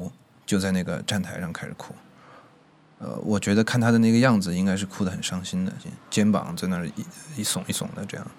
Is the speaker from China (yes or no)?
yes; Chongqing, China; moved away as an adult; now in Beijing, China; 呃，今年二十三岁，然后我是重庆人，在北京大概四年多了吧。